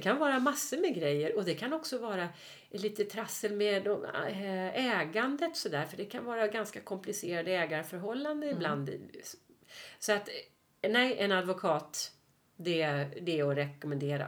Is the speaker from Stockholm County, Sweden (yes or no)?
yes; Stockholm, Stockholm County, Sweden; also born or lived in Mallorca; Vi är stockholmare